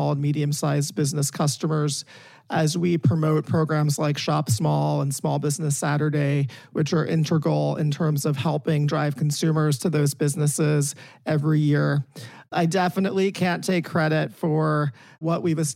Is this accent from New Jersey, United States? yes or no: yes; South Orange, New Jersey, United States; I'm from South Orange, New Jersey